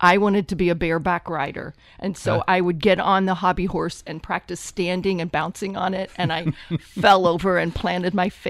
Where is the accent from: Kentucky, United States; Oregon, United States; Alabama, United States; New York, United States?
Kentucky, United States; Louisville; also born or lived in Cincinnati; I came from Louisville, Kentucky